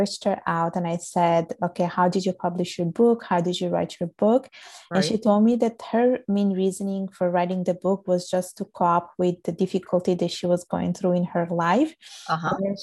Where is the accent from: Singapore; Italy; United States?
Italy; I was born and raised in Italy, and my parents are from Bangladesh